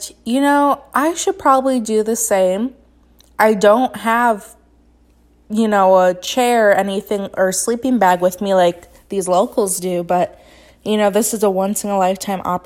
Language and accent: English; United States; As an American